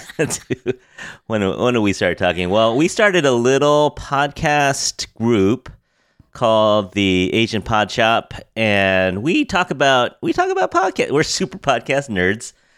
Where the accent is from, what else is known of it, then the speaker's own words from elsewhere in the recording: United States; I'm really American.